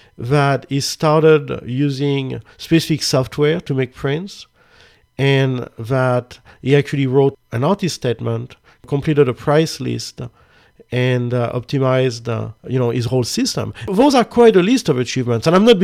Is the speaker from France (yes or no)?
yes; France; I'm from France. I'm from the country of love.